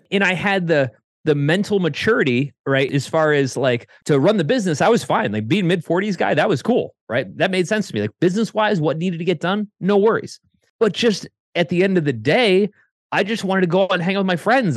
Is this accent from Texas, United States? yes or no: no; Connecticut, United States; moved away as an adult; also born or lived in Ohio; I was living in Ohio, I grew up in Connecticut